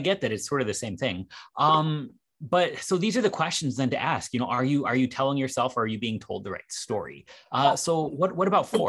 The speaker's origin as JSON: {"language": "English", "town": "Cleveland", "region": "Ohio", "country": "United States", "tie": "born there", "said": "I was born in Cleveland and I can't even entirely disagree with you."}